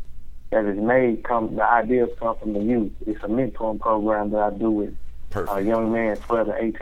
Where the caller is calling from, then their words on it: Nashville, Tennessee, United States; I'm calling from Nashville, Tennessee.